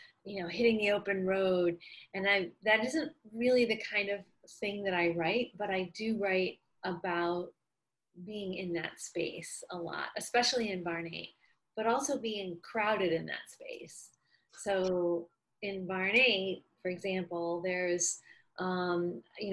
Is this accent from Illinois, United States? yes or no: yes; Chicago, Illinois, United States; also born or lived in Alabama; now in Austin, United States; I'm from Chicago, which is obviously a big city